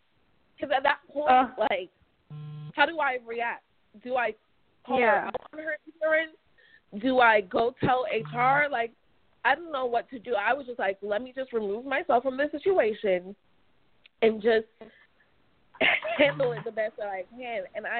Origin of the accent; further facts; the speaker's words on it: Jamaica; now in United States; oh, yeah, I'm from Jamaica.